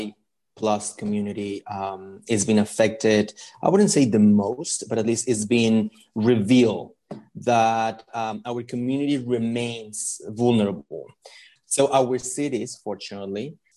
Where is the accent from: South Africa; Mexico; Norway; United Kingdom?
Mexico; moved away; I'm originally from Mexico